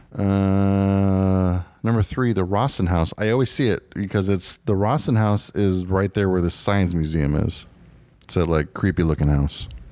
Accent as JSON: {"language": "English", "town": "Phoenix", "region": "Arizona", "country": "United States", "said": "We are from Phoenix, Arizona"}